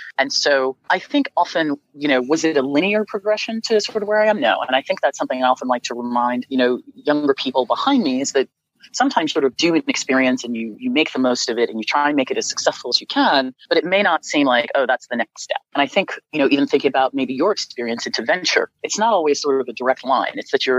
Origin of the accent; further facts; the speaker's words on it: Nigeria; So I am a Nigerian and American and sort of have a global perspective on the impact of technology in our markets.